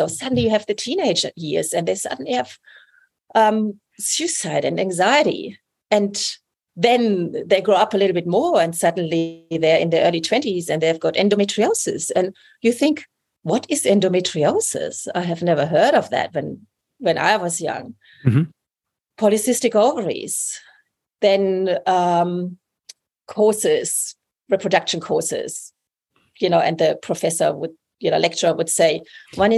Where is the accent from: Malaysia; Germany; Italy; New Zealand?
Germany; moved away as an adult; also born or lived in England; now in New South Wales, Australia; I'm from Germany, you know, like I'm not a local. Even after 20 years.